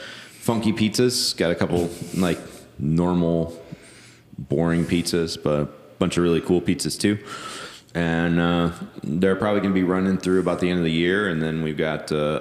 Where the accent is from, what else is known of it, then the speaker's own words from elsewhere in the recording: Elkhart, Indiana, United States; I come from Elkhart. It's like Elkhart Pizza Mafia.